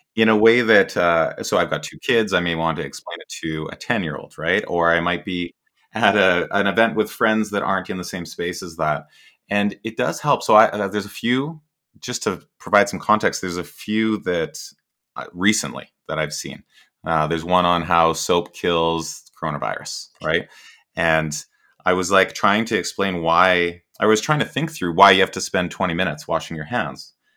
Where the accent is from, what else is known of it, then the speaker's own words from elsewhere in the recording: Canada; I'm Canadian